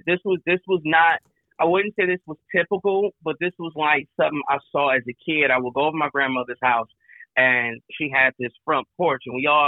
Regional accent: Flint, Michigan, United States; moved away as an adult; also born or lived in Atlanta; now in Chicago, United States; Born and raised in Flint, Michigan. Currently reside in Chicago. I've lived all around the world, including Atlanta at one point in time for a couple years.

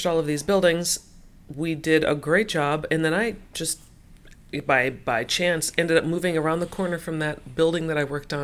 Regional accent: Minneapolis, Minnesota, United States; we growing up in South Minneapolis

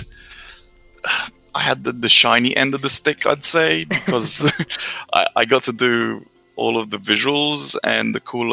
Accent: England, United Kingdom; moved away as an adult; also born or lived in Romania; I'm Romanian, yeah. I moved to England when I was 7. And lived there for 21 years

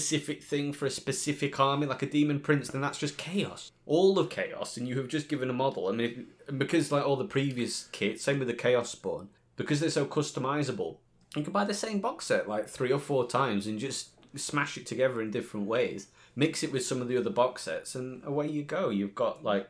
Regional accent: Yorkshire and the Humber, United Kingdom; I'm from Yorkshire.

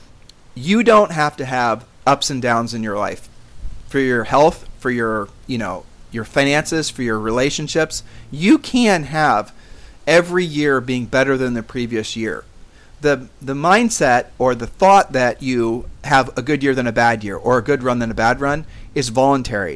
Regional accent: Columbus, Ohio, United States; moved away; we grew up in Columbus, Ohio

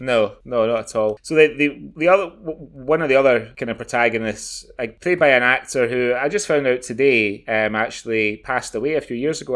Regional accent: Glasgow, Scotland, United Kingdom; moved away; also born or lived in Kuwait; I was born in Stobhill.

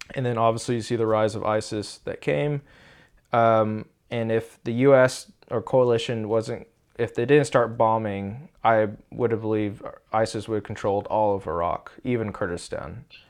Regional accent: Austin, Texas, United States; now in Tulsa, United States; I'm from Texas, originally Austin

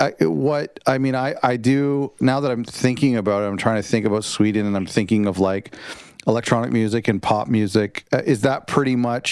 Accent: Canada; I'm Canadian

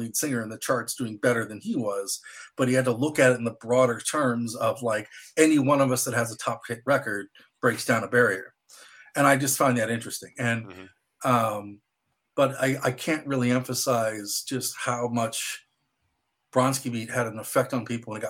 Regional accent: Midwest, United States; me growing up in the Midwest, walking to a record store

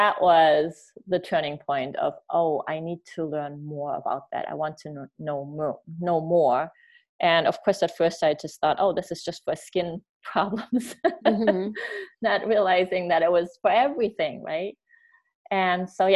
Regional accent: Germany; now in United States; I grew up in Germany

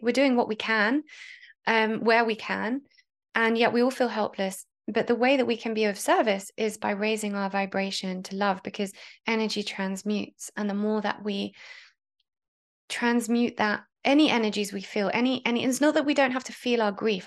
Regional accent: Israel; I am half Israeli. I grew up in Israel.

